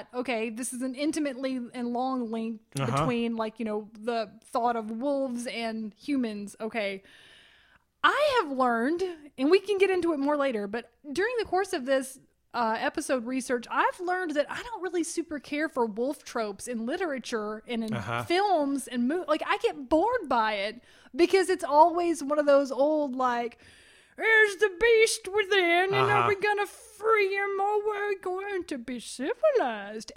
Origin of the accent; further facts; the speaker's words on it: United States; I am an American